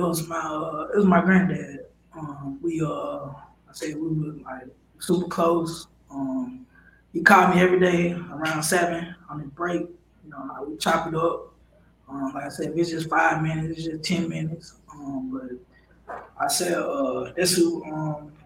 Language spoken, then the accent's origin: English; Mississippi, United States; I'm from Mississippi